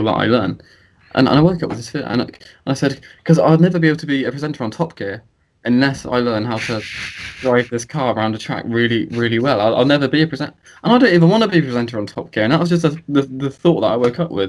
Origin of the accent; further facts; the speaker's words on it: United Kingdom; I love being British